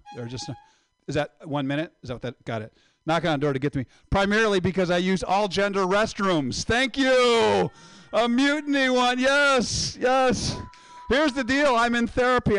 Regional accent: Indiana, United States; I am from Indiana

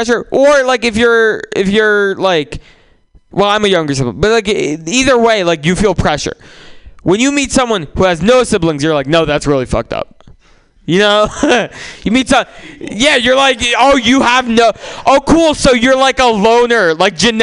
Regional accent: San Francisco, California, United States; born or raised there; also born or lived in Russia

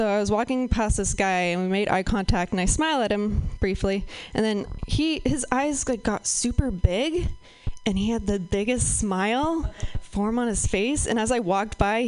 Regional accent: Pacific Northwest, United States; I'm from the Pacific Northwest

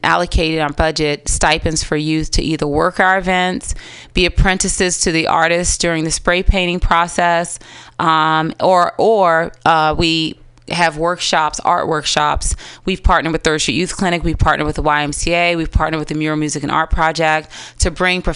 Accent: Washington, District of Columbia, United States; now in San Francisco, United States; I'm from D.C., Black through and through

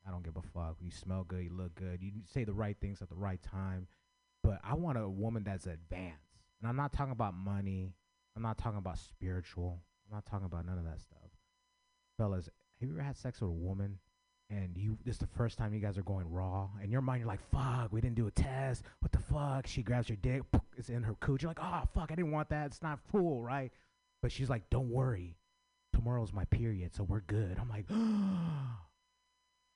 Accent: San Francisco, California, United States; I grew up in San Francisco

